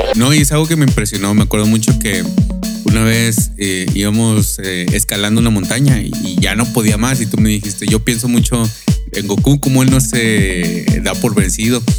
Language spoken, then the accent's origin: Spanish; Monterrey, Nuevo León, Mexico; now in United States; yo soy de Monterrey, Nuevo León. Esta, también estoy aquí en Estados Unidos, aquí, aquí resido